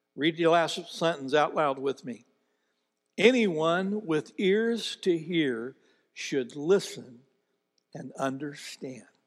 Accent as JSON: {"language": "English", "country": "United States", "tie": "born or raised there", "said": "I was born in America"}